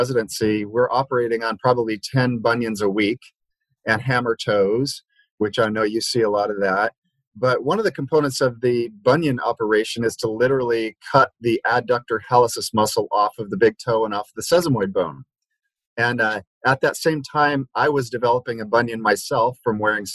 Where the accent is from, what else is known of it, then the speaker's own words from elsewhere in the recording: Liberia; moved away; where I grew up in Liberia, West Africa